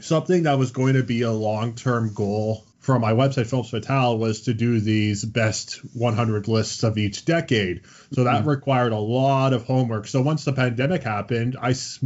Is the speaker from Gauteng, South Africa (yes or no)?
yes; Johannesburg, Gauteng, South Africa; moved away; I was born in Johannesburg, South Africa. So this is way back in the day when I was back in South Africa.